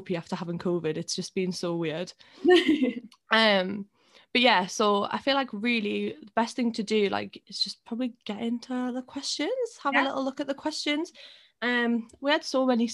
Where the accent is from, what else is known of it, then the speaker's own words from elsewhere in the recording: Newcastle upon Tyne, North East England, United Kingdom; we're both really lucky that we're in Newcastle, but we're also from Newcastle